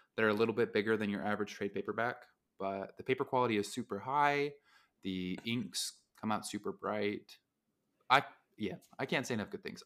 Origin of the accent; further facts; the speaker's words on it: Utah, United States; growing up in Utah, it's a similar place to Texas